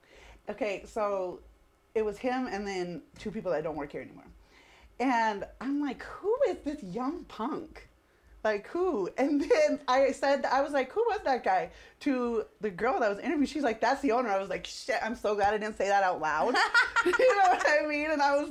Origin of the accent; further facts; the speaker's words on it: Seattle, Washington, United States; So, I mean, I've been all over the place. I'm from Seattle. I've lived in 9 different states.